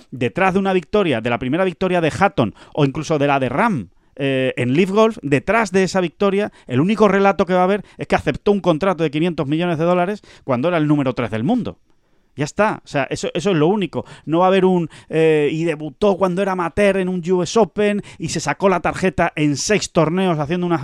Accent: Spain; veo golf, veo buenos golpes, veo verdis y encima si gana un español, yo que soy español, pues mm, me alegro más.

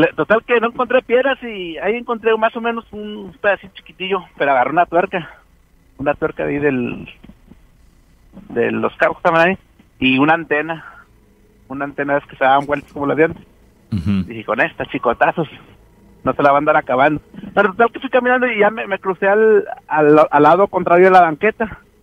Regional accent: Nuevo Laredo, Tamaulipas, Mexico; allá en Nuevo Laredo, yo soy de Nuevo Laredo.

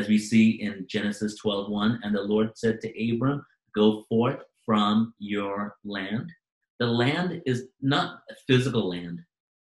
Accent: Manchester, North West England, United Kingdom; I was born in Manchester, England.

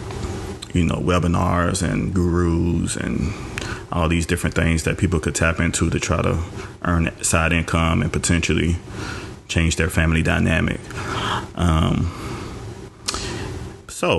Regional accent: Bogalusa, Louisiana, United States; also born or lived in Biloxi, Mississippi / New Orleans, Louisiana; Raised in Louisiana, Bogalusa.

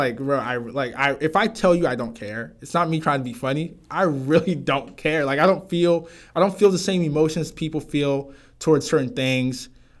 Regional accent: Ghana; It's just like, oh, that's just how we grew up in Ghana, yeah.

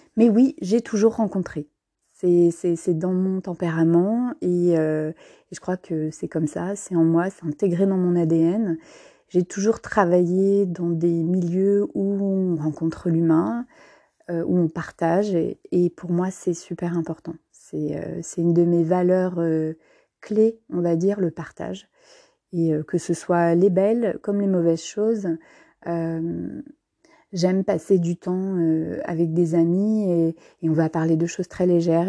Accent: Trier, Rhineland-Palatinate, Germany; moved away; je suis née il y a plus de 40 ans en Allemagne, à Trèves plus précisément, non loin de la frontière française.

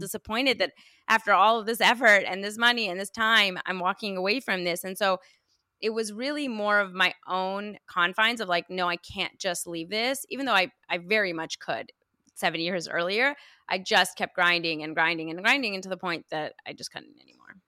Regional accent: United States; also born or lived in Iran; I'm Iranian American, I was, I immigrated here when I was five

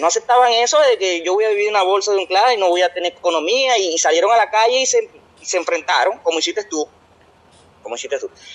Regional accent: Venezuela; moved away as an adult; now in Brazil; somos venezolanos

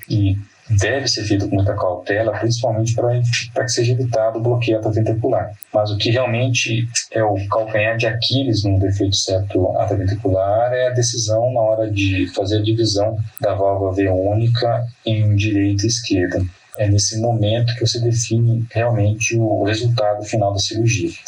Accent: Paraná, Brazil; moved away as an adult; now in São Paulo, Brazil; sou natural do Paraná

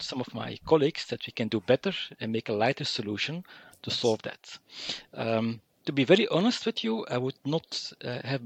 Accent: Mechelen, Flanders, Belgium; I'm from Mechelen-Malin, small town in Flanders.

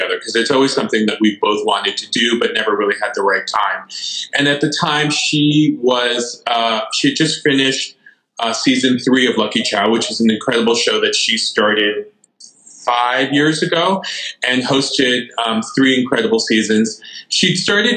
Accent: New York City, New York, United States; I was born in New York City. I feel like I'm pretty firmly rooted in, you know, Chinese American culture

